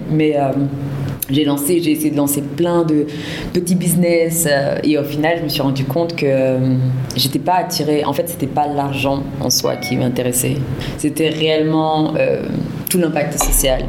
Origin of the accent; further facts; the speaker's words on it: France; moved away as an adult; now in Senegal; je suis franco-sénégalaise, bissau-guinéenne. Euh, je viens de France et depuis le mois de juin 2021, je suis arrivée pour la première fois au Sénégal